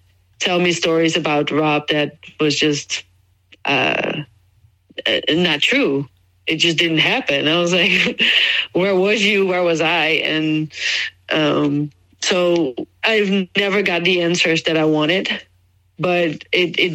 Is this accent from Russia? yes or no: no; Netherlands; moved away as an adult; also born or lived in Jacksonville, Florida, United States; I moved from Jacksonville, Florida, immigrated back to the Netherlands, where I'm from